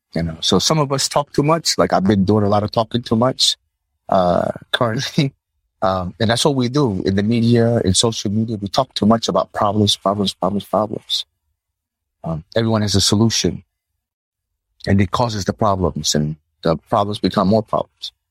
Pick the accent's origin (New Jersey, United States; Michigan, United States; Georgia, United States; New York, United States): New Jersey, United States; moved away as an adult; now in Palau; that's where I grew up in New Jersey